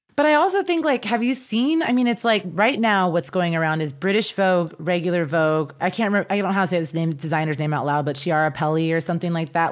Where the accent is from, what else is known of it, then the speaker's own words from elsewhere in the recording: Kansas, United States; moved away; I grew up in Kansas